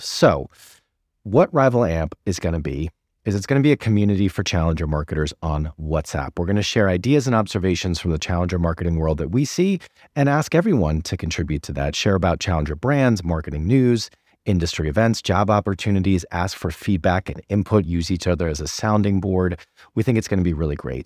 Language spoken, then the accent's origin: English; Newton, Massachusetts, United States; moved away; my hometown of Newton